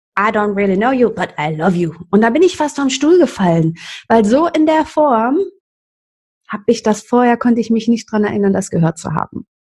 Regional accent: Cologne, North Rhine-Westphalia, Germany; aufgewachsen in Köln-Kalk in einem Milieu, also ich bin nicht in Köln-Kalk, in Humboldt-Gremmesch, das ist bei Kalk

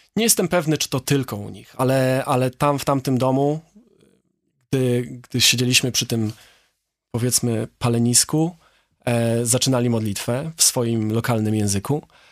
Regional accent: Poland; jestem z Polski

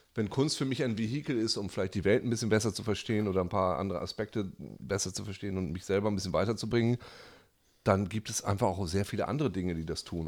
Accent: Germany; moved away; in der kleinen Stadt, wo ich herkomme, in Lea

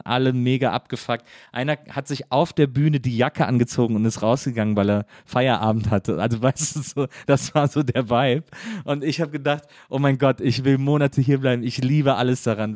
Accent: Wesseling, North Rhine-Westphalia, Germany; komme aber aus Wesseling, das liegt zwischen Köln und Bonn

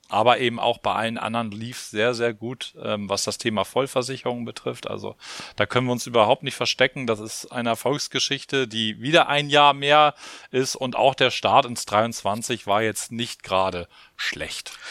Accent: Hamburg, Germany; Poppenbüttel. Genau, da komme ich her. Da bin ich groß geworden und man stellt sich vor, da wohne ich heute noch.

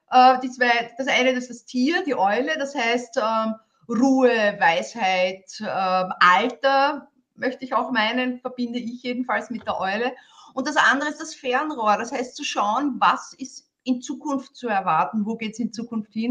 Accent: Vienna, Austria; Äh, ich möchte das als Wienerin, ich bin Wienerin, sagen, es geht immer ums Eingemachte

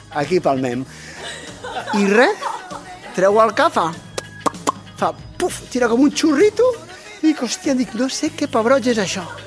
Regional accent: Barcelona, Sabadell, Catalonia, Spain; som de Barcelona, Sabadell

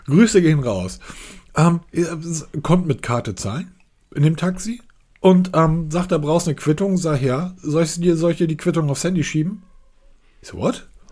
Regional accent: Germany; als Deutscher

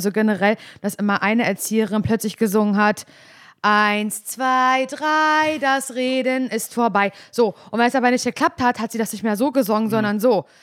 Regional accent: Parchim, Mecklenburg-Vorpommern, Germany; ich aus Parchim, er ist 88 geboren, ich 89. Wir haben beide in der Platte gewohnt

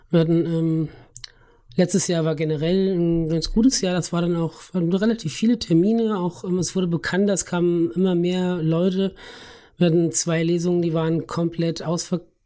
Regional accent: Schlitz, Hesse, Germany; also born or lived in Lauterbach; äh, ich bin in äh, Lauderbach geboren, ah. aber dann in Schlitz aufgewachsen ja.

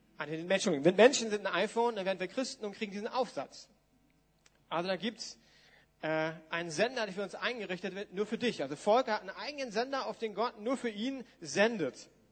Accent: Germany; uns als Deutsche ist das jetzt ja, naja, hm, wir haben einen anderen geschichtlichen Hintergrund

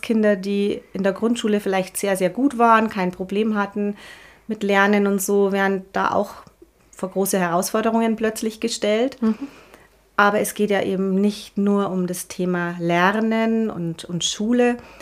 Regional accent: Bad Reichenhall, Bavaria, Germany; moved away as an adult; also born or lived in Munich; ich komme aus Bad Reichenhall, das ist alles etwas kleiner und ja, man ist so ein bisschen behütet

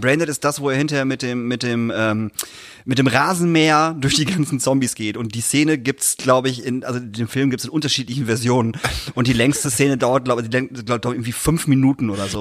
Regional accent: Emden area, Lower Saxony, Germany; wo ich herkomme, äh, Tubo-Jugend Emden

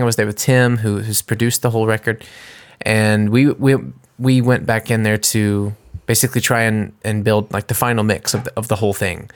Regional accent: United States; now in Germany; I'm an American and I'm singing in English

